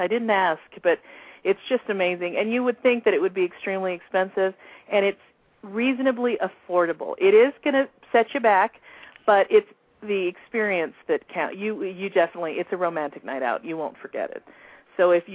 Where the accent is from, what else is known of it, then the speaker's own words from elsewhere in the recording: United States; I'm an American girl, you know, born and bred.